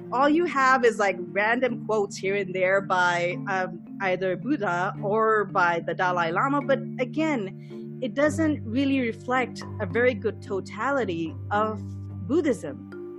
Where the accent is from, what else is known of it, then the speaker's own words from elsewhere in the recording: Pakistan; first language English; moved away; I'm growing up in Pakistan